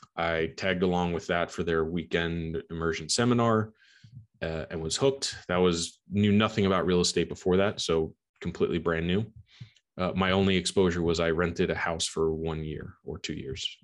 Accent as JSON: {"language": "English", "area": "Long Island", "region": "New York", "country": "United States", "tie": "born or raised there", "said": "I am from Long Island, New York, born and raised"}